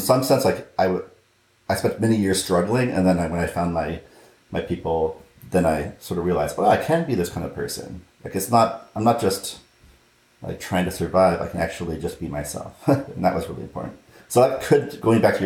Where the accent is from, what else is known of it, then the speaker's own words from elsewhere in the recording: Southern California, United States; I grew up in Southern California